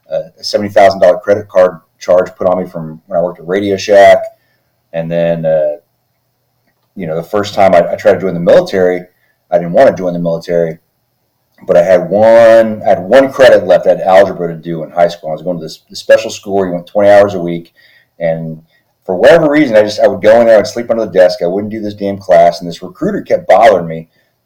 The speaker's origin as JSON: {"language": "English", "region": "Texas", "country": "United States", "tie": "born or raised there", "also_born_or_lived": "Philippines", "said": "So I grew up in the Air Force, and grew up in Texas for the most part. I mean, I was born in the Philippines, but I claim Texas as my home because that's where I spent the majority of my young life."}